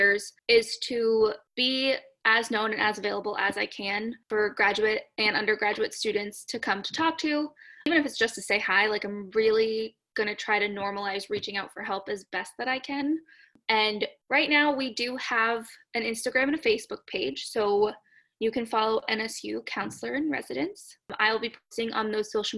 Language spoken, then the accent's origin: English; Massachusetts, United States; moved away as an adult; now in Florida, United States; I grew up in Massachusetts and I went to undergrad about 15 to 20 minutes away from where I lived